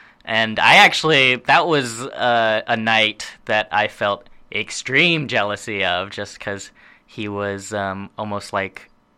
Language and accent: English; Austin, Texas, United States; also born or lived in Portland, United States; But growing up everywhere else, like we grew up in Austin, Texas and mm-hmm. Portland, Oregon.